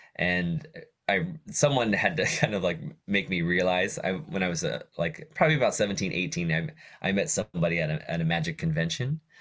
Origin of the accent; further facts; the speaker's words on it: Johnstown, Pennsylvania, United States; I grew up in Johnstown, Pennsylvania, li-, little town, uh, in western Pennsylvania